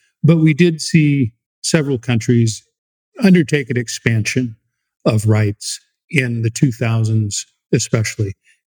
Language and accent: English; United States; as the American host of this program